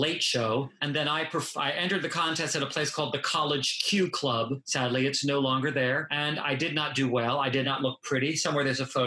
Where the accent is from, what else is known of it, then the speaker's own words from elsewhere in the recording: Norfolk, Virginia, United States; moved away as an adult; also born or lived in Las Vegas, Nevada; now in Key West, United States; I'm from Norfolk, Virginia